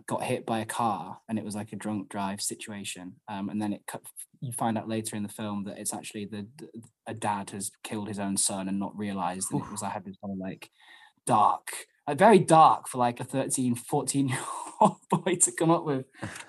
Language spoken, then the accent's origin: English; Wetherby, Yorkshire and the Humber, United Kingdom; Well, I grew up in Wetherby, which is like, it's funny, whenever anyone asks me where I'm from, like I'll always, like my go-to thing is to say Leeds, because I don't expect anyone to know Wetherby.